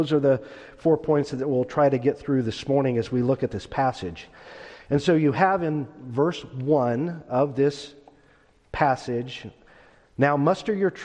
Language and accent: English; Stockton, California, United States; When I was a boy raised in Northern California, I was born in Stockton